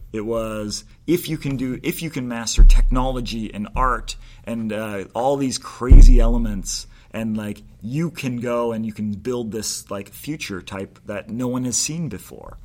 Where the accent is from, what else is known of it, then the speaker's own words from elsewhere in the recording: Maine, United States; growing up in Maine, we didn't have that culture